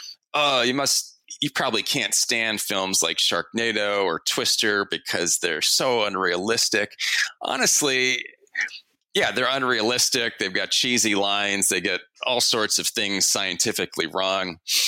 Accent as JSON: {"language": "English", "region": "Northeast", "country": "United States", "tie": "born or raised there", "said": "growing up in the Northeast and during 4 years of walking across the Penn State campus through the cloudy"}